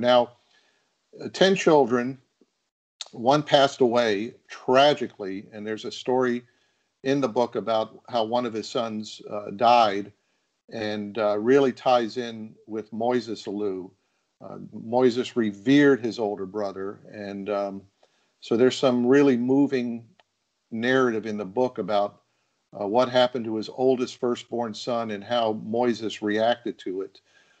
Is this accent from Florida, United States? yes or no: yes; Florida, United States; moved away as an adult; also born or lived in Texas / Los Angeles; And then my home state is Florida. And eventually I moved back here